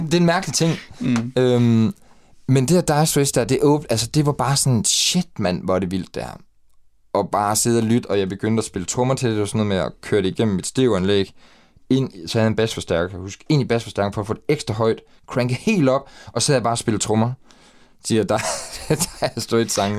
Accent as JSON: {"language": "Danish", "town": "Ebeltoft", "region": "Central Denmark Region", "country": "Denmark", "tie": "born or raised there", "said": "jeg er opvokset i Æbeltoft, ude ved Syddjurs."}